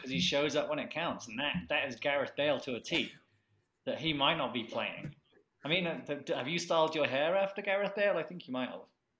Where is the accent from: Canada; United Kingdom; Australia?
United Kingdom; England; now in United States; as an Englishman